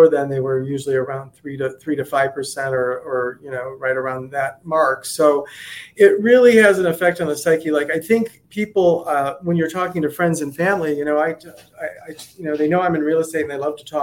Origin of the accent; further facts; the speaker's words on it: Ohio, United States; now in Naples, United States; I'm originally from Ohio